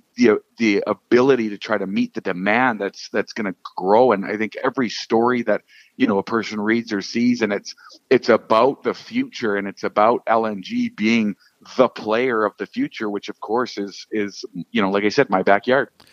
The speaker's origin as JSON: {"language": "English", "town": "Fort St. John", "region": "British Columbia", "country": "Canada", "tie": "born or raised there", "said": "born and raised in Fort St. John."}